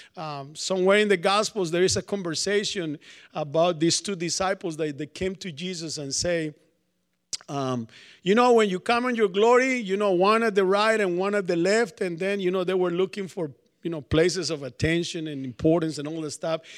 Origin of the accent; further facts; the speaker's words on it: Colombia; moved away; also born or lived in New York; I'm from Colombia, South America